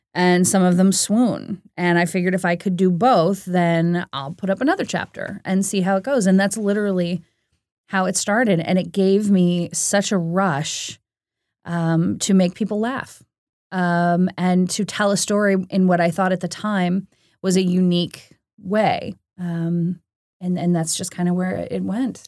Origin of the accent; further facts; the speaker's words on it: St. Louis, Missouri, United States; I grew up in Saint Louis, Missouri, which is kind of right smack dab in the middle of the Midwest